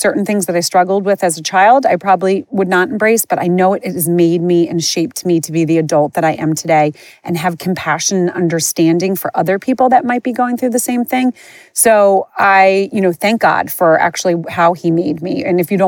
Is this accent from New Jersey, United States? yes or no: yes; Moorestown, New Jersey, United States; I grew up in a town called Morristown, Morestown. People mistake it with Morristown. I grew up outside of Philly, not outside of New York